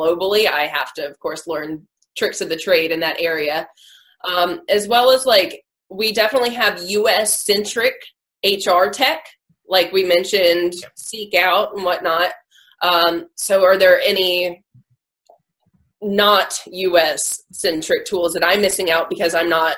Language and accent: English; United States; I'm American